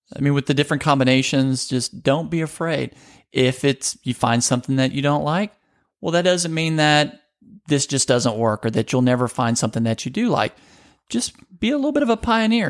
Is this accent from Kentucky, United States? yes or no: no; Louisiana, United States; I grew up in Louisiana